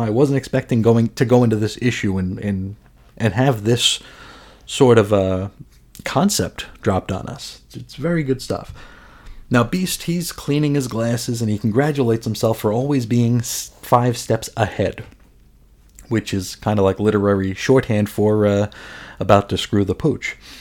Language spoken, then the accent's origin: English; New York, United States; I'm from New York. It sorta just happens. Uh, cursing is part of my native tongue